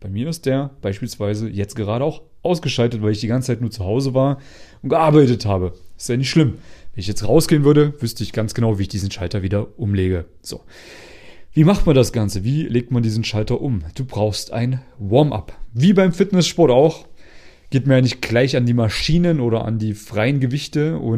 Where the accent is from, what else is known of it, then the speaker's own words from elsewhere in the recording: East Germany, Germany; now in Vienna, Austria; Ich bin ja aus Ostdeutschland. Also die, die immer so eine Kartoffel im Mund haben, wenn sie reden.